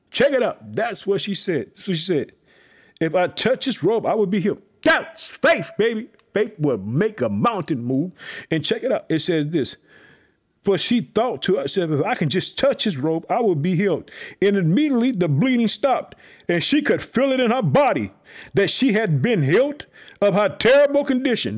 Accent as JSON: {"language": "English", "region": "Illinois", "country": "United States", "tie": "born or raised there", "also_born_or_lived": "Chicago, Illinois"}